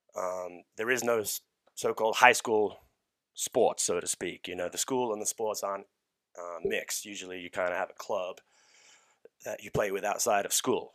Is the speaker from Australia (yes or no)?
yes; Australia; now in United States; I was born and raised in Australia